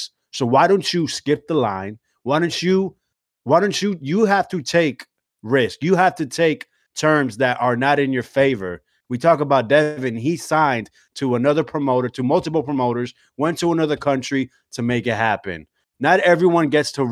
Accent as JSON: {"language": "English", "region": "Florida", "country": "United States", "also_born_or_lived": "New Jersey", "said": "I was born in Jersey, but I mean I'm Floridian if you ask me"}